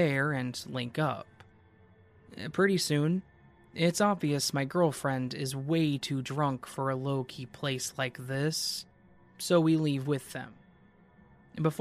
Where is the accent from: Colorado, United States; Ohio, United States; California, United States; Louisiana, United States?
California, United States; Marin County; Marin County